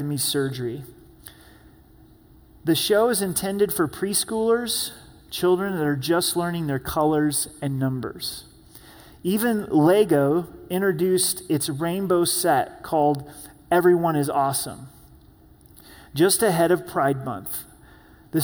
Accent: Southern Oregon, United States; moved away; growing up in Southern Oregon, we would catch frogs

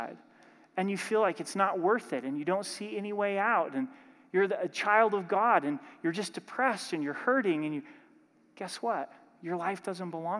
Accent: Oregon, United States; I'm from Oregon

